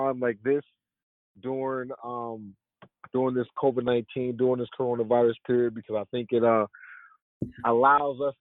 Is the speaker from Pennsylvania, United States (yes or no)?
no; Compton, California, United States; Growing up in Compton